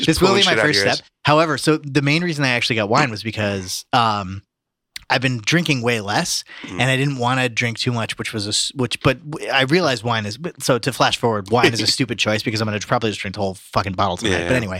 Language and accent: English; Ireland; It's typically what I do as an Irishman.